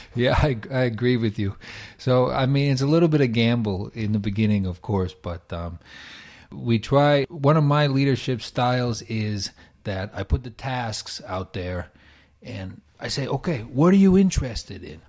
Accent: New York, United States; moved away as an adult; now in Finland; from New York

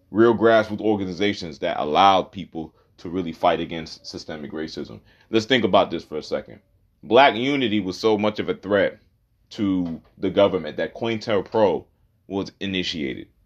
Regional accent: Charlotte, North Carolina, United States; when I grew up in Charlotte, we lived in the same neighborhood as Mexicans

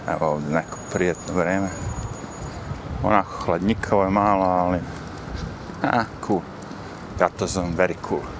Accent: Smederevo, Serbia; now in New York, United States; ja sam iz Smedra

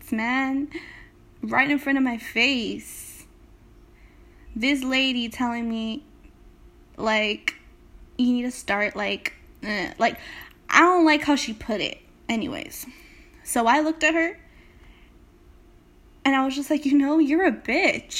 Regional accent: Salinas, California, United States; I'm just someone from Salinas, California

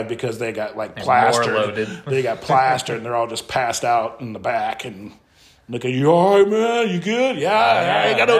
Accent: Midwest, United States; now in Colorado, United States; I grew up in the Midwest.

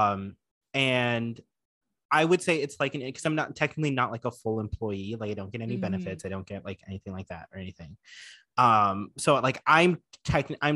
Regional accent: Florida, United States; moved away; I was from Florida

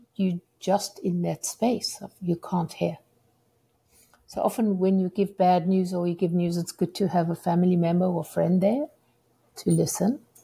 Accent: South Africa; moved away as an adult; also born or lived in United Kingdom; now in Seattle, United States; as a South African

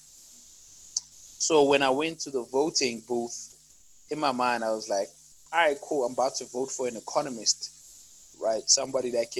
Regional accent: South Africa; as a South African

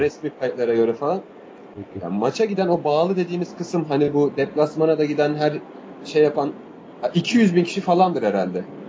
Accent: Bursa, Turkey; Ben Bursalıyım.

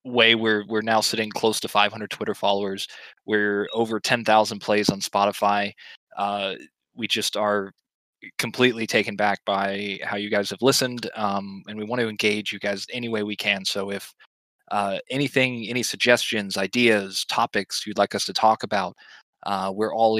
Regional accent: Georgia, United States; now in Florida, United States; a boy born and raised in Georgia

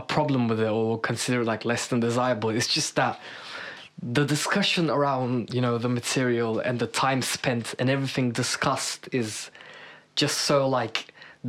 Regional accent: Istanbul, Turkey; moved away as an adult; now in London, United Kingdom; I'm from Istanbul, Turkey. I moved here to London like 2.5 years ago now.

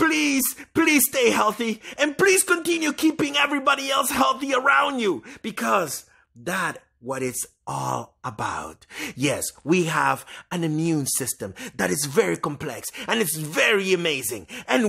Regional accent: Canada; We are human and we are Canadian.

